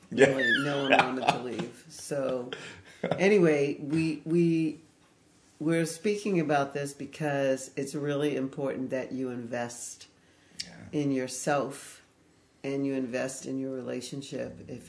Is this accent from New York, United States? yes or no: yes; Fire Island, New York, United States; I grew up on Fire Island, New York.